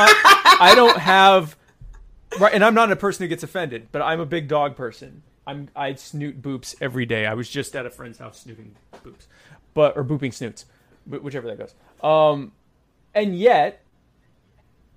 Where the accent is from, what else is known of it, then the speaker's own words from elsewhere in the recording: the South, United States; moved away; I grew up in the South